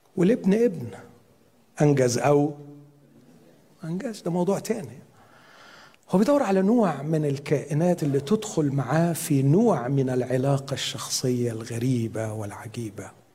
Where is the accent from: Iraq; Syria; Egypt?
Egypt; Upper Egypt; عندنا في الصعيد